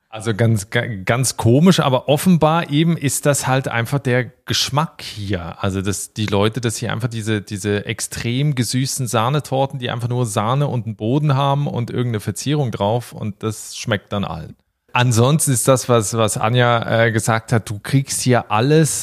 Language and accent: German; Switzerland; moved away as an adult; also born or lived in Berlin, Germany; now in Ireland; ich habe noch einen Schweizer Pass, dass es meine Heimat ist